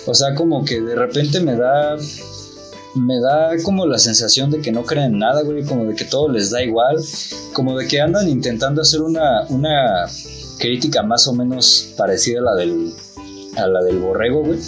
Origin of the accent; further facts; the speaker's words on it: Mexico; also born or lived in Mexico City; nosotros como mexicanos